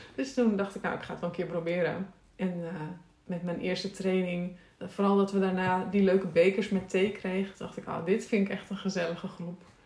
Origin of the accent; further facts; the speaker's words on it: Texel, North Holland, Netherlands; moved away; Tessel, waar ik vandaan kom en ben ik opgegroeid